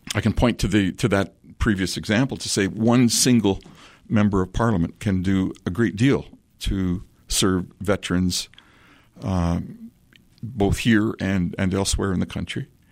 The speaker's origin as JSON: {"language": "English", "town": "Collingwood", "region": "Ontario", "country": "Canada", "tie": "born or raised there", "said": "the small community sense that I grew up with in Collingwood"}